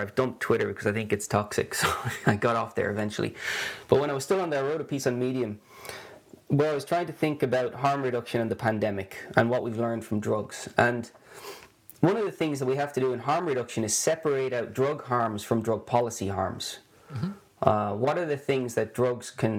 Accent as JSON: {"language": "English", "country": "Ireland", "tie": "born or raised there", "also_born_or_lived": "Sweden", "moved": "as an adult", "lives_now": "Gothenburg, Sweden", "said": "you can hear I'm not Swedish, I'm Irish, but haven't lived in Ireland now for almost as long as I did live there"}